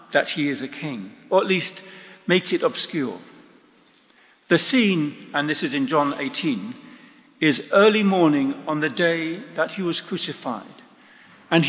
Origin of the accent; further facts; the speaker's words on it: England, United Kingdom; I'm English